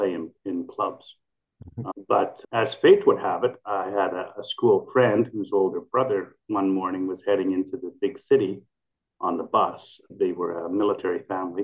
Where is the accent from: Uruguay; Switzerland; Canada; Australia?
Canada; Manitoba; moved away; in Canada, where I grew up in Manitoba